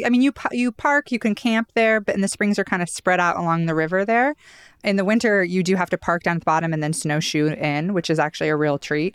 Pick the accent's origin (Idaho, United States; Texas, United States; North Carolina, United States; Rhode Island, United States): Idaho, United States; growing up in Idaho